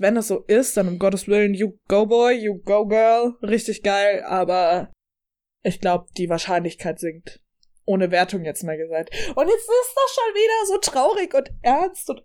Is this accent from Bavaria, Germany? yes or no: yes; Upper Palatinate, Bavaria, Germany; ich komme aus der Oberpfalz, wir haben heute beide ein bisschen Dialekt rausgehalten